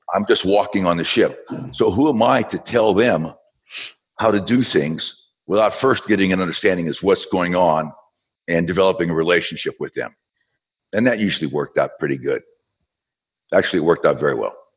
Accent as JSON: {"language": "English", "region": "southwestern Pennsylvania", "country": "United States", "tie": "born or raised there", "also_born_or_lived": "West Virginia", "moved": "as an adult", "lives_now": "Knoxville, United States", "said": "I was born in West Virginia, uh, raised in southwestern Pennsylvania."}